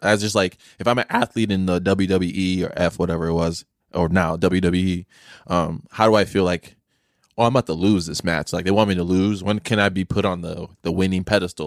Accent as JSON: {"language": "English", "town": "Chicago", "region": "Illinois", "country": "United States", "tie": "born or raised there", "said": "I grew up in Chicago, so it's, like, concrete everywhere"}